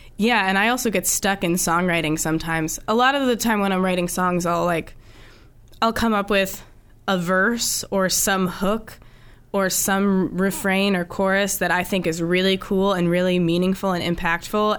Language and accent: English; Pennsylvania, United States; moved away as an adult; also born or lived in Boston area; now in Boston, United States; I'm from Pennsylvania